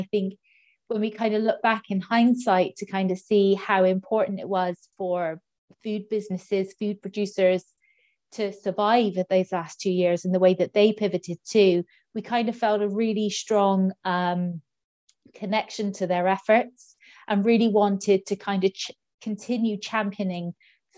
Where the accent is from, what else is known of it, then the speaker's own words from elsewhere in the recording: Clonakilty, Munster, Ireland; down in West Cork in my hometown of Clonakilty